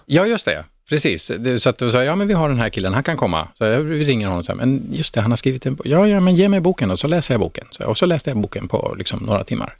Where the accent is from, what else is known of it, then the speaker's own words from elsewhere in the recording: Norrköping, Östergötland, Sweden; där satt man som liten pojke i Norrköping